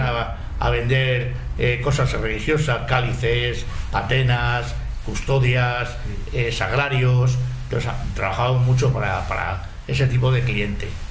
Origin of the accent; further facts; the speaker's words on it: Madrid, Community of Madrid, Spain; ni somos de Tetuán ni somos del barrio del Pilar, que somos de Valdezarza.